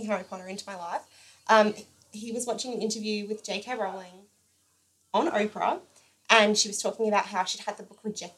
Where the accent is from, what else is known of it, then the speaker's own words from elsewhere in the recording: Rockhampton, Queensland, Australia; we're both from Rockhampton